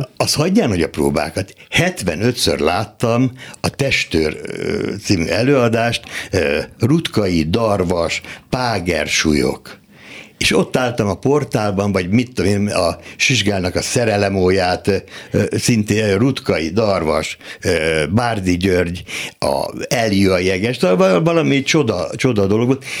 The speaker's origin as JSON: {"language": "Hungarian", "town": "Dunaföldvár", "region": "Tolna", "country": "Hungary", "tie": "born or raised there", "said": "Dunaföldváron születtem, akkor még község volt"}